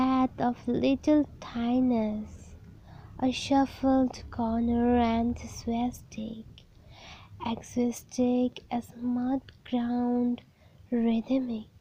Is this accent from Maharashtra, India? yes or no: no; Haflong, Assam, India; from Haflong, Assam.